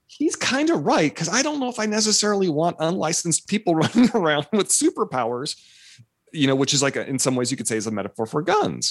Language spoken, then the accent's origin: English; Fresno, California, United States; I grew up in Fresno where, like, I went to school with kids whose parents were migrant farm workers.